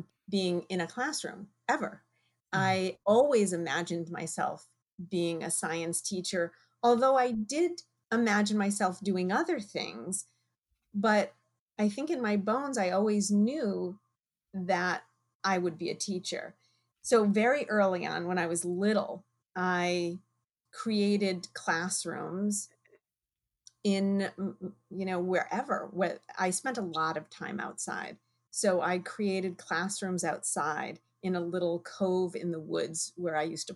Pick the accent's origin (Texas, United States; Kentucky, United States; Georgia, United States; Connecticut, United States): Connecticut, United States; right outside of UConn; I grew up in Connecticut right outside of UConn